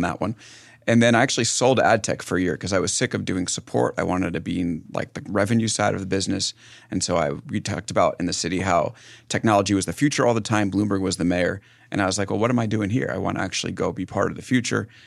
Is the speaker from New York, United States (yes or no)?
yes; West Hempstead, New York, United States; moved away as an adult; also born or lived in San Francisco; I'm, uh, from Long Island